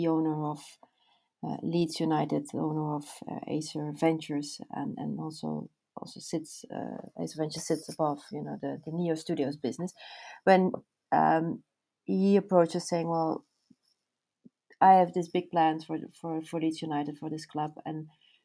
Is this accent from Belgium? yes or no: yes; Belgium; I'm born and raised in Belgium